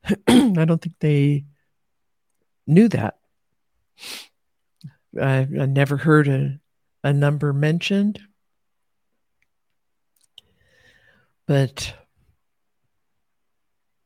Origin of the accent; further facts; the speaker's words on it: United States; elders with white hair that I grew up with in America